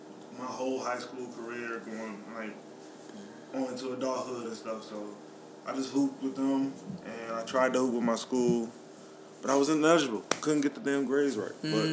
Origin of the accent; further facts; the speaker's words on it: Toledo, Ohio, United States; Basically, I grew up on the north side of Toledo